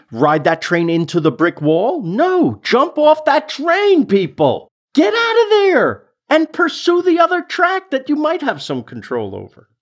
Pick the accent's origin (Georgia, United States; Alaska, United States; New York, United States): New York, United States; New York City; I'm from Queens